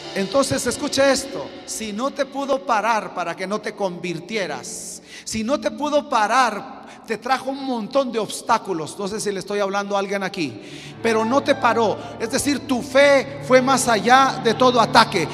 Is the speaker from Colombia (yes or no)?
no; Chiapas, Mexico; vengo de Chiapas, México